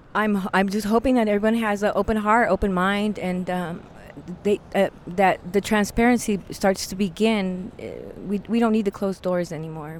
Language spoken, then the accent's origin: English; Reno, Nevada, United States; I'm a, a native of Reno Sparks Indian Colony, a tribal member also of the Reno Sparks Indian Colony, and um, I'm from Reno, born and raised